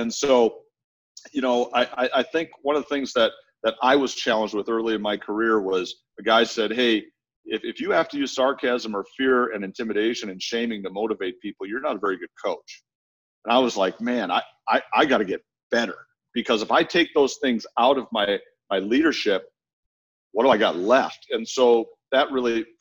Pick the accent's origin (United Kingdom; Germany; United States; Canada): United States; Minnesota; I grew up in Minnesota, in the Midwest